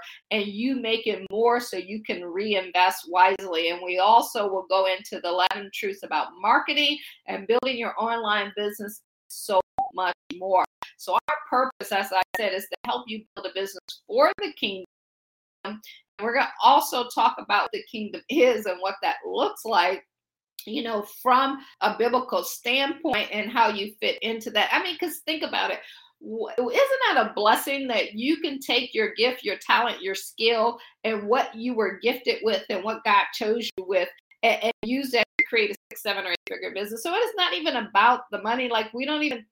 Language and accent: English; Akron, Ohio, United States; moved away as an adult; also born or lived in Baltimore / Pittsburgh; now in Washington, D.C., United States; I grew up in the Akron area, as they said, just a kid from Akron.